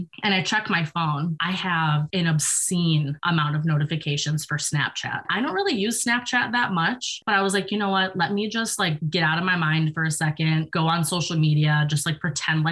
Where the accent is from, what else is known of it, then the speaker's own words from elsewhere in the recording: New York, United States; moved away; I'm from New York